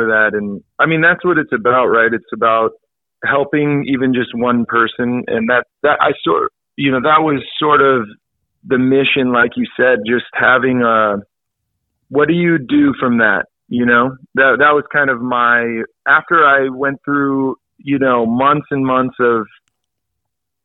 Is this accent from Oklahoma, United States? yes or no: no; El Dorado Hills, California, United States; growing up in El Dorado Hills, as you know, it's a very safe, friendly, you know, no problems neighborhood